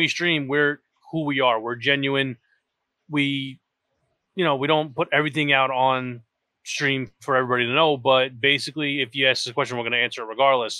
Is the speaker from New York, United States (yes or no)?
yes; New York, United States; I am an asshole from New York